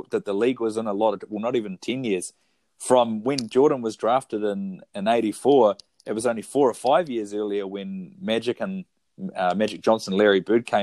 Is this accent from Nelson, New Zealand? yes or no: no; Foxton, Wellington, New Zealand; also born or lived in Wairarapa; now in Wellington, New Zealand; I'm from the Kapiti Coast. I grew up in the big town of Foxton